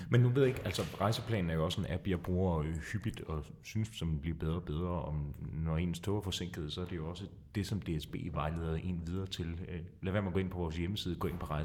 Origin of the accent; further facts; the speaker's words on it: Kolding, Southern Denmark, Denmark; nu er jeg selv fra Kolding øh, i Jylland